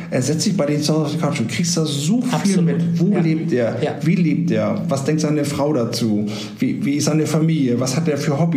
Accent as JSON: {"language": "German", "region": "Hamburg", "country": "Germany", "said": "Ja, du, Hamburg, äh, natürlich, also ich komme ja ursprünglich aus Hamburg."}